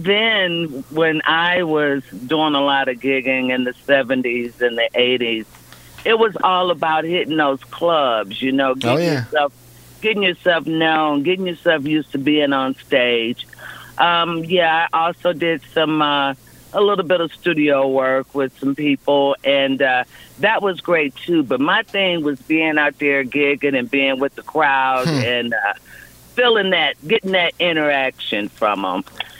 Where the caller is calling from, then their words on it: Moberly, Missouri, United States; I am calling from Moberly, Missouri.